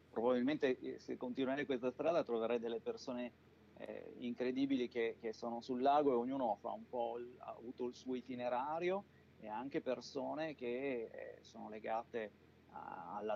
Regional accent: Mantua, Lombardy, Italy; Sono originario di Mantova ed è un posto con dei piccoli laghi

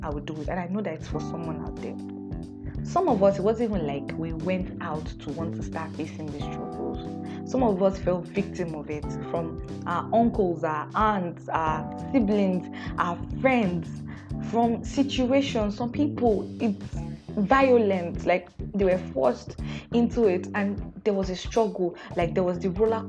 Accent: Nigeria; I'm Nigerian

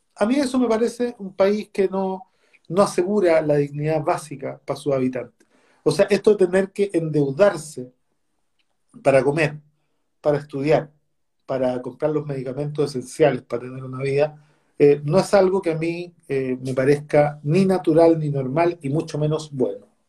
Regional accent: Recoleta, Santiago Metropolitan Region, Chile; con la comuna de Recoleta, en donde yo nací, me crié, me eduqué, trabajé y viví hasta los 40 años.

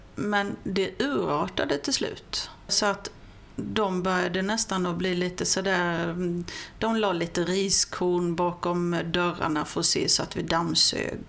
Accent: Vessigebro, Halland County, Sweden; also born or lived in Falkenberg / Simlångsdalen; Jag är ju född och uppvuxen i Vesigebo

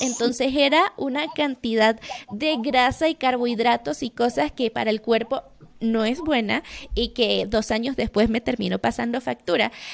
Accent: Venezuela; moved away as an adult; now in Mexico; soy venezolana, estoy viviendo en México desde hace cinco años

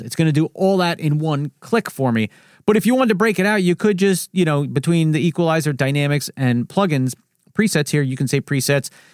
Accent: New Jersey, United States; I'm from New Jersey. I talk fast here.

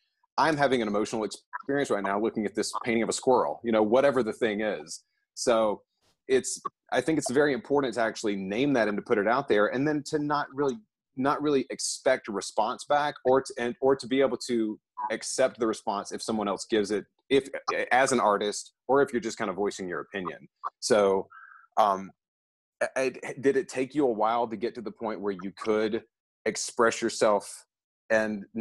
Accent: Southeast, United States; I grew up in the Southeast.

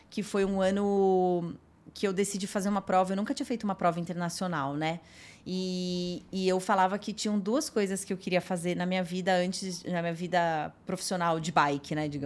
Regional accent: Jundiaí, São Paulo, Brazil; não tinha quase ninguém em Jundiaí que praticava, né? Porque eu sou de Jundiaí, né?

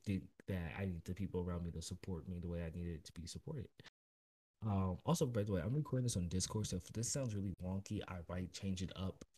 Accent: Oakland, California, United States; also born or lived in Las Vegas; I grew up in Oakland

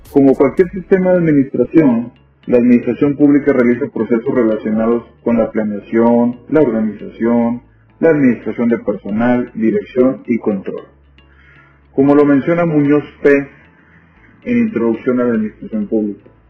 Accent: Ciudad Madero, Tamaulipas, Mexico; born there; Nací en Ciudad Madero, una ciudad ubicada en el sur del estado de Tamaulipas, aquí en México

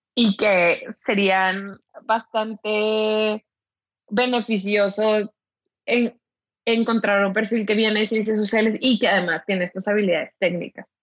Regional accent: Ciudad Victoria, Tamaulipas, Mexico; also born or lived in Monterrey; now in Mexico City, Mexico; yo soy originaria de Ciudad Victoria, Tamaulipas, así que sí soy norteña

